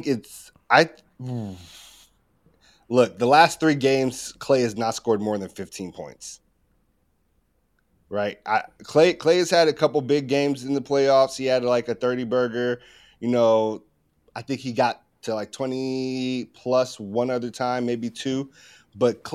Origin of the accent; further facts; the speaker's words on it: Chicago, Illinois, United States; moved away as an adult; now in Dallas, United States; I am from Chicago originally, born, raised, moved down to Dallas, been in Dallas for like almost a decade at this point